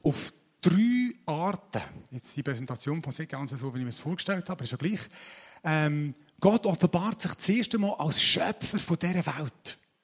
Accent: Switzerland; wir sind Schweizer

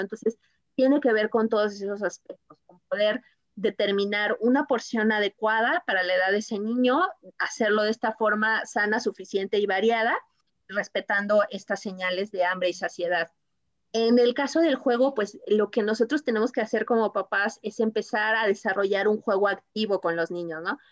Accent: Mexico; como mexicanos

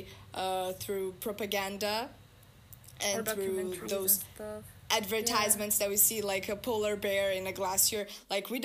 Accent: Brazil; now in Rotterdam, Netherlands; I'm from Brazil

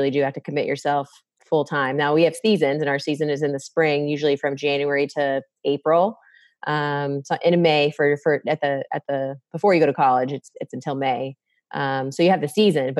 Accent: Tampa, Florida, United States; also born or lived in Missouri; I was born and raised here in the Tampa Bay area, actually. So I'm a native, a real native

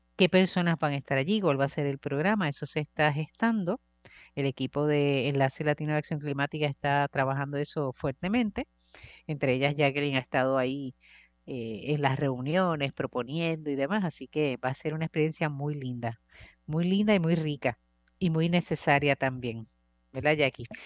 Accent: Puerto Rico; como sociedad puertorriqueña

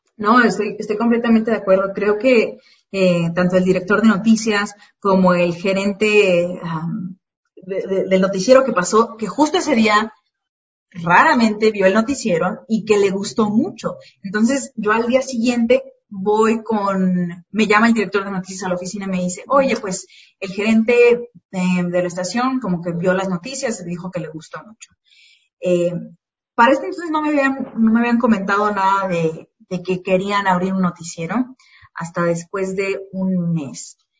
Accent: Morelia, Michoacán, Mexico; accent: Mexican; moved away as an adult; also born or lived in Yuma, Arizona; now in United States; yo desde los 10 hasta los 21 años crecí en Morelia, Michoacán.

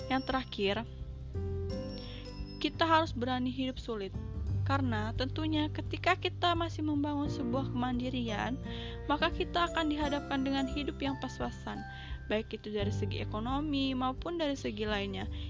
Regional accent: Lampung, Indonesia; Saya dari Lampung Utara, tepatnya di Desa Bunga Mayang.

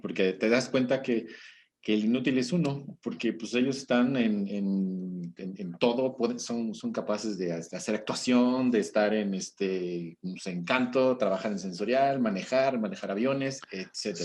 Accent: Mexico

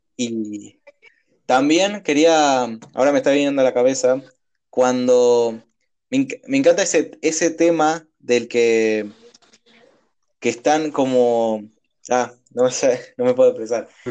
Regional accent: Argentina; la costumbre nuestra que muchas veces nos caracteriza como por argentinos

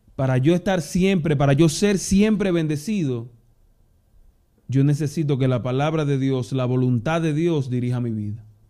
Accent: Dominican Republic; moved away; aquí en Dominicana

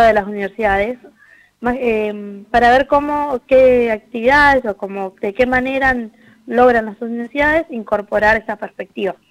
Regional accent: Quilmes, Buenos Aires Province, Argentina; yo soy de Quilmes

